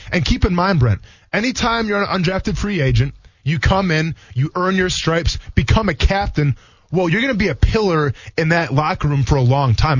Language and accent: English; Wisconsin, United States; I come from Wisconsin